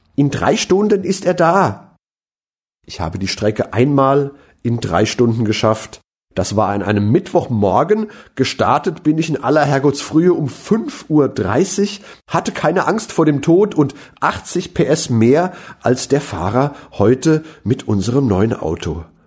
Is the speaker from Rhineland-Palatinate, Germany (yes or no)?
yes; Mainz, Rhineland-Palatinate, Germany; als Mainzer